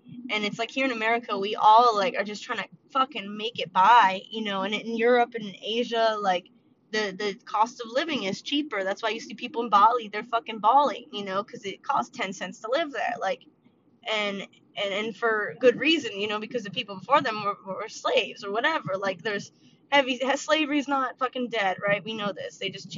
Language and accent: English; California, United States; also born or lived in Georgia / Tennessee / Pennsylvania; Like, I was born in California and I lived here till I was 2. And then I went to Georgia for 4 years. And then I went to Tennessee for 2 and Pennsylvania for 1 and then back out to Cali.